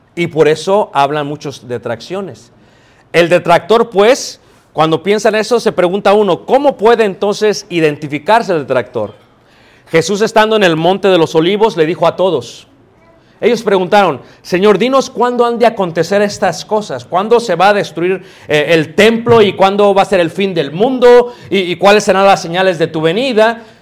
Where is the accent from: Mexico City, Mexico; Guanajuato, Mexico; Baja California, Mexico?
Mexico City, Mexico; Yo crecí en Ciudad de México